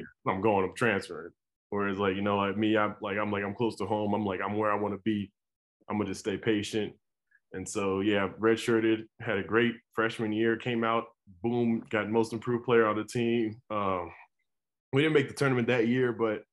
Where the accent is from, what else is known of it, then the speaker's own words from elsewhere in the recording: Colorado, United States; I grew up in Colorado, big time university.